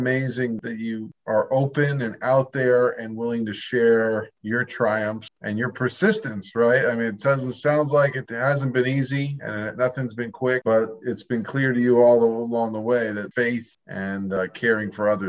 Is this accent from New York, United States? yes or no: yes; New York, United States; I'm a New Yorker, too.